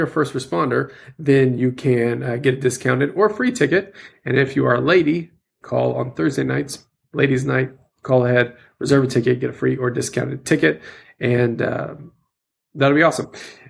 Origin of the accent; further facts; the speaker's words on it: Louisiana, United States; moved away; I grew up in Louisiana and the humidity is even worse than Oklahoma.